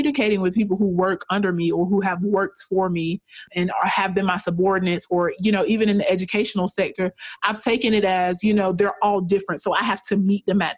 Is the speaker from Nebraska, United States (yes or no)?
no; rural Georgia, United States; I am from a very rural area of Georgia, very small town, no more than 5,000 people live in my hometown. And I grew up in a very economically disadvantaged environment.